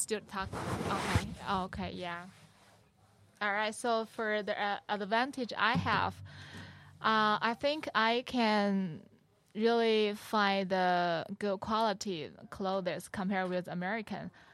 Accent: China; English is a second language; moved away as an adult; now in Metro Detroit, United States; I'm Chinese. I from China and, uh, I, I came here for school

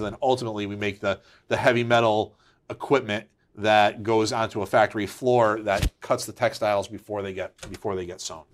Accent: Waterbury, Connecticut, United States; Yep, so I'm a Connecticut native. Uh, I grew up in Waterbury.

